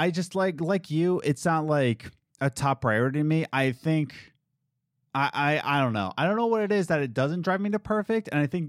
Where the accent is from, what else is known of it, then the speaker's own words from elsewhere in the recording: East Coast, United States; we're planning to move to the Midwest and we're from the East Coast